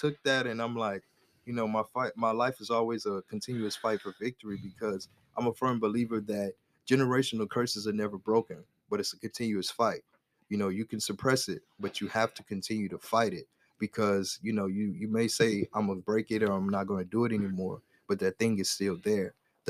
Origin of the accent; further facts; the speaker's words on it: the South, United States; My family, we're from the South. So we eat pork chops all the time.